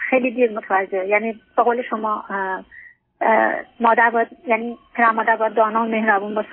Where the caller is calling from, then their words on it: Norway; از نروژ هستم